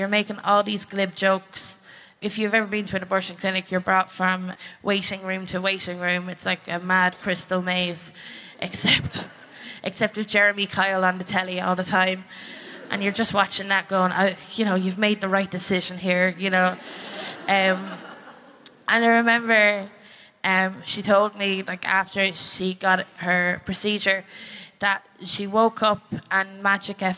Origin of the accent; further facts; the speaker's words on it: Ireland; I'm from the Republic of Ireland